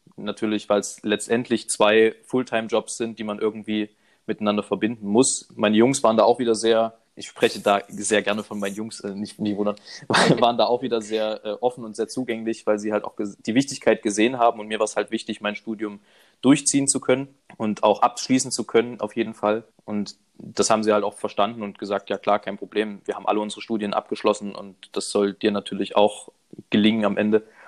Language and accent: German; Leipzig, Saxony, Germany; Ich komme aus Leipzig.